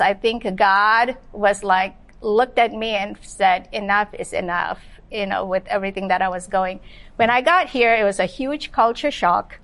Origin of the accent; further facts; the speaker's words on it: Malaysia; now in Los Angeles, United States; I was born and raised in Malaysia